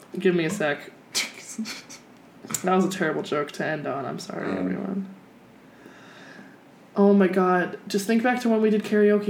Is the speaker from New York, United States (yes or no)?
no; Detroit, Michigan, United States; I'm from Detroit.